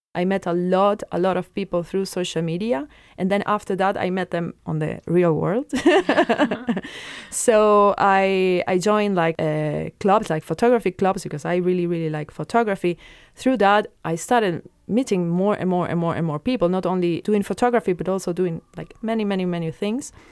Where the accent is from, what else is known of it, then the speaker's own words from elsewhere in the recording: Venezuela; now in Luxembourg; I come from a place in South America called Venezuela